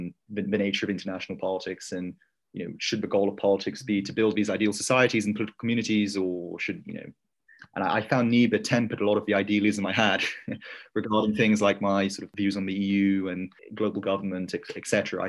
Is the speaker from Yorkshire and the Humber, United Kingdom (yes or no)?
yes; Leeds, Yorkshire and the Humber, United Kingdom; moved away as an adult; now in Oxford, United Kingdom; Yeah, so I'm from a city in the north of England called Leeds. I think some of you have heard of it. About 3 hours north of London, up the M1. I went to school in Leeds